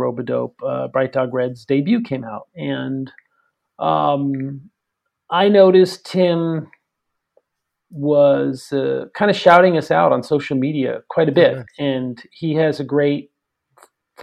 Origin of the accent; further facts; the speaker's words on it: New York City, New York, United States; grew up in New York City area